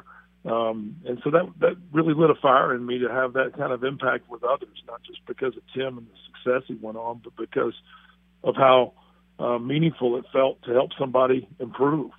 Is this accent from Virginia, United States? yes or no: yes; Roanoke, Virginia, United States; moved away as an adult; also born or lived in Stanford, California; now in Irvine, United States; I grew up in Roanoke, Virginia, and Atlantic Coast basketball